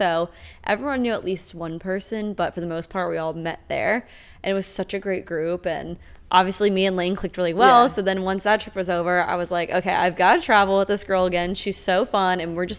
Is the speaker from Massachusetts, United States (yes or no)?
no; Omaha, Nebraska, United States; also born or lived in New York City; now in Charleston, United States; I'm originally from Omaha, Nebraska, but have been living in New York City for a little bit over a year now.